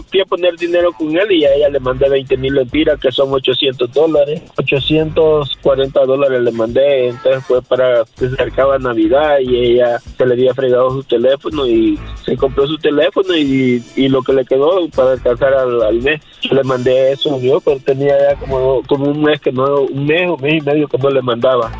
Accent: El Salvador; yo soy salvadoreño.

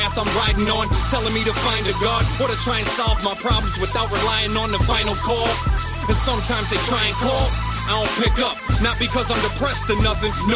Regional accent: United States; for me being an American

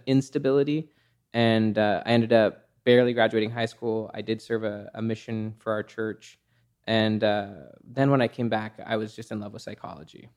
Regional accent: Salt Lake City, Utah, United States; I grew up in Salt Lake City, Utah.

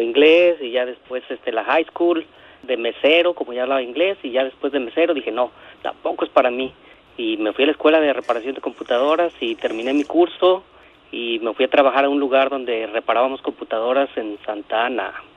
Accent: Los Altos de Jalisco, Mexico; now in Buena Park, United States; Yo vengo de los Altos de Jalisco

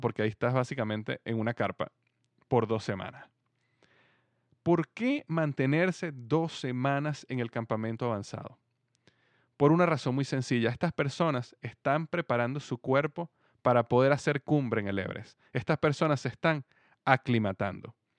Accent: Venezuela; moved away as an adult; also born or lived in United States; now in Cincinnati, United States; yo nací en Estados Unidos, pero yo viví en Venezuela prácticamente toda mi vida. Desde bebé hasta los 28 años yo viví en Venezuela

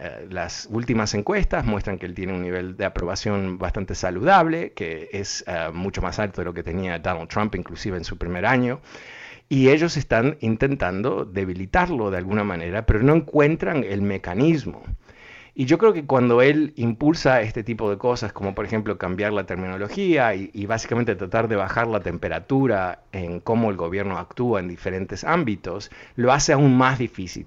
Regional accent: Uruguay; moved away; also born or lived in Buenos Aires, Argentina; yo no soy argentino, que tengo el tono, soy uruguayo, pero viví en, Buenos Aires casi

